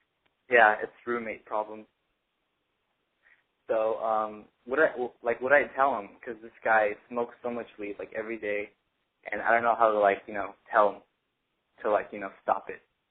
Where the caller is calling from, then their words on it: San Jose, California, United States; I'm 18 years old, and I'm calling from San Jose State University.